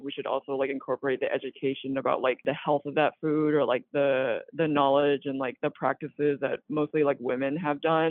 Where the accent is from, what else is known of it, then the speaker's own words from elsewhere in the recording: North Carolina, United States; I'm from North Carolina